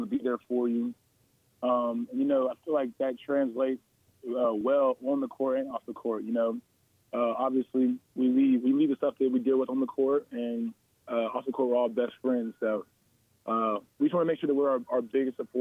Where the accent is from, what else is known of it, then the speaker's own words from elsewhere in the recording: Georgia, United States; I'm from the Georgia area